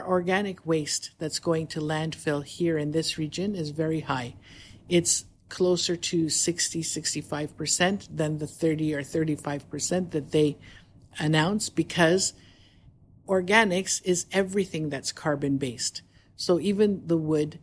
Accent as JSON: {"language": "English", "country": "Canada", "also_born_or_lived": "Toronto, Canada", "moved": "as an adult", "lives_now": "Dubai, United Arab Emirates", "said": "I come from Canada. We lived in Toronto"}